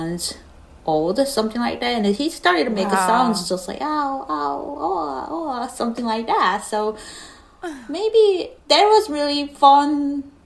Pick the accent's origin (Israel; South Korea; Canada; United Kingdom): South Korea; English is a second language; moved away as an adult; also born or lived in Seoul / New York; now in United States; I was born in Korea.